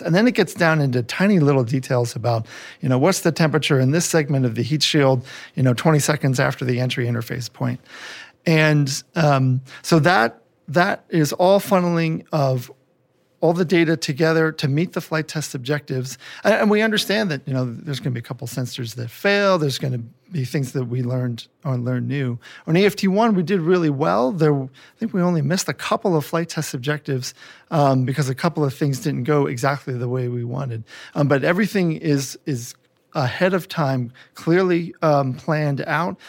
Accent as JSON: {"language": "English", "town": "Philadelphia", "region": "Pennsylvania", "country": "United States", "tie": "born or raised there", "moved": "as an adult", "lives_now": "Denver, United States", "said": "I moved from Philadelphia, where I grew up"}